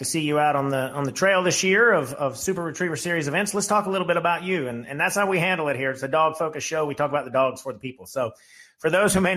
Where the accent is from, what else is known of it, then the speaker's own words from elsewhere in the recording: South Carolina, United States; I'm from South Carolina